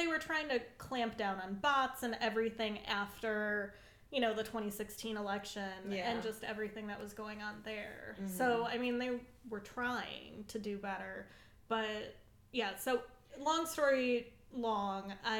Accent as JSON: {"language": "English", "area": "Macomb County", "region": "Michigan", "country": "United States", "said": "I'm from Macomb County, Michigan"}